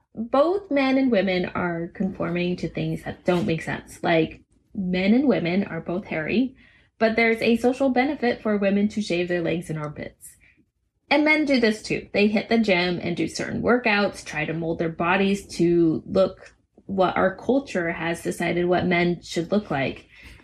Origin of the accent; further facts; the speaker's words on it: United States; I think it's a little bit inherent to being American, the belief that ours is the best way and the right way.